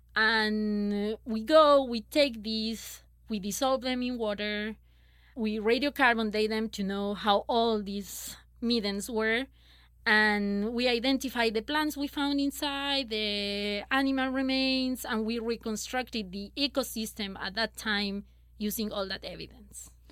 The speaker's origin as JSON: {"language": "English", "country": "Chile", "moved": "as an adult", "said": "I'm from Chile"}